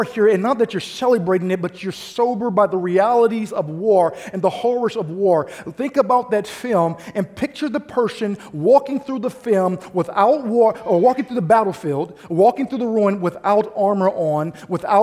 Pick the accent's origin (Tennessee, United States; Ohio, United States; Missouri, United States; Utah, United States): Missouri, United States; St. Louis; now in Bay Area, United States; I'm from St. Louis, Missouri